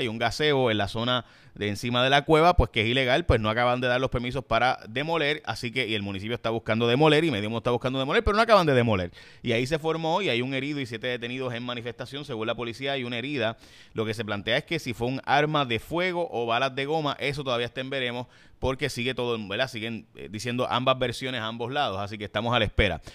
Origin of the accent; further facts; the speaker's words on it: San Lorenzo, Puerto Rico; mi pueblo en San Lorenzo